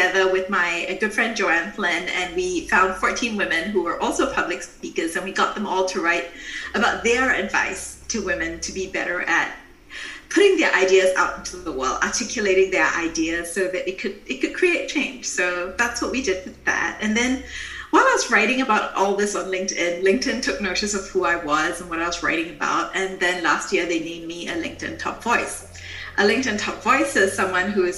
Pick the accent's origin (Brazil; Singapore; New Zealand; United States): Singapore; moved away as an adult; now in Germany; I'm from Singapore, and I live in Germany because my husband's a German diplomat, and we move around the world a lot.